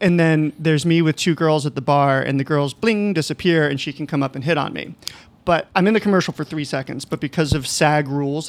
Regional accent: Central East Coast, Florida, United States; moved away as an adult; also born or lived in New York; now in Los Angeles, United States; I'm from Florida.

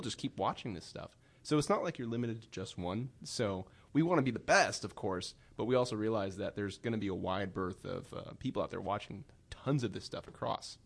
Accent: Sacramento, California, United States; I grew up in Sacramento area

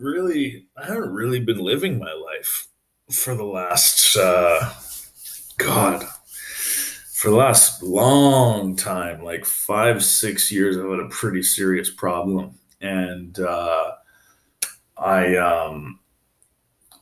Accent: Calgary, Alberta, Canada; moved away as an adult; also born or lived in Victoria, British Columbia; now in Montreal, Canada; I'm from Calgary originally. I left there when I was like 21, lived in Victoria, BC for like 4 years. And then I moved here when I was like 24-ish.

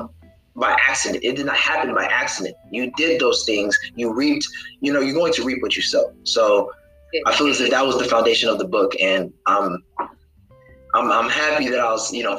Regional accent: Columbus, Ohio, United States; moved away as an adult; also born or lived in Houston, Texas; now in Georgia, United States; I was born and raised in Columbus, Ohio, graduated high school at Licking Heights High School

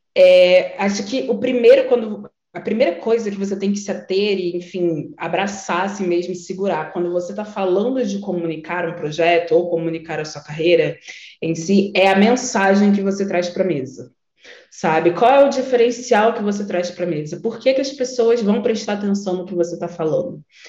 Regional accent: Nilópolis, Rio de Janeiro, Brazil; moved away as an adult; now in São Paulo, Brazil; eu sou uma mulher negra da Baixada Fluminense, que eu nasci em Nilópolis

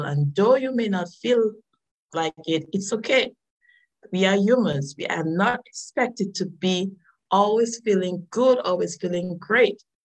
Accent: Dominica; I am from the nature island of the Caribbean. Uh, it's Dominica, not Dominican Republic

